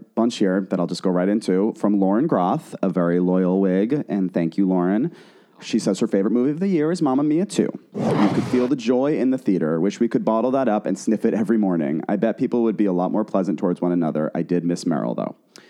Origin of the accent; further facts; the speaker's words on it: Boston, Massachusetts, United States; We're from Boston. We went to school in Boston.